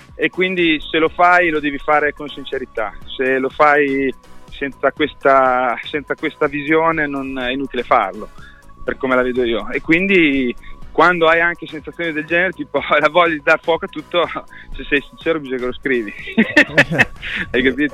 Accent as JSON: {"language": "Italian", "town": "Modena", "region": "Emilia-Romagna", "country": "Italy", "said": "sono di Modena"}